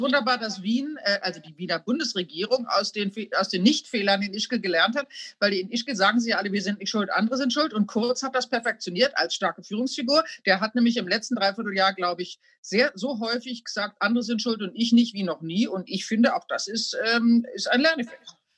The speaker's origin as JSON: {"language": "German", "country": "Germany", "said": "als Deutsche"}